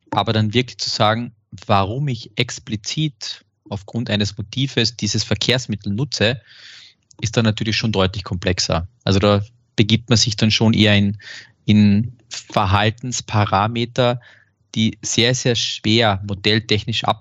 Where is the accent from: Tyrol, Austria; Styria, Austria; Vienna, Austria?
Styria, Austria; Graz; Und ich darf jetzt aus, aus meiner Heimatstadt in Graz mal sowas sagen.